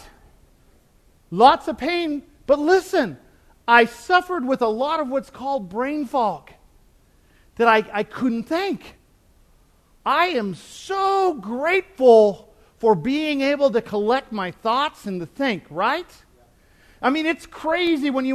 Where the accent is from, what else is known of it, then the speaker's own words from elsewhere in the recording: United States; I'm from the United States